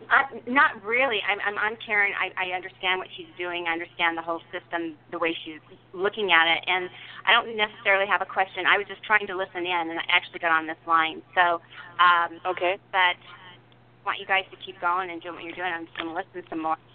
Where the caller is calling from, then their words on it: Michigan, United States; I'm …. I'm from Oakland County, Michigan.